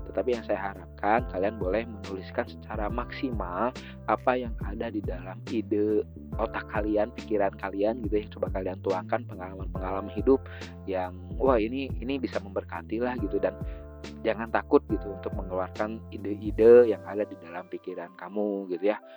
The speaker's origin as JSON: {"language": "Indonesian", "town": "Bandung", "region": "West Java", "country": "Indonesia", "tie": "born or raised there", "said": "saya besar di Bandung jadi eh, teman-teman yang ada di luar Bandung atau besar di luar Bandung, kalau misalkan kalian agak tidak mengerti bahasa saya karena kadang saya teh ngomong teh selalu ada campuran bahasa Sunda gitu ya."}